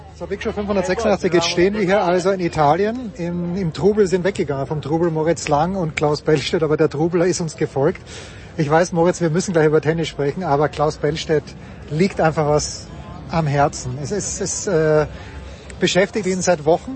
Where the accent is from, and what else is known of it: Austria